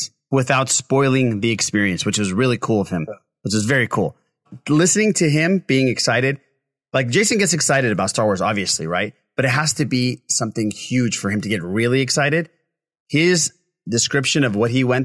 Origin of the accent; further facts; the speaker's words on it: California, United States; I'm Californian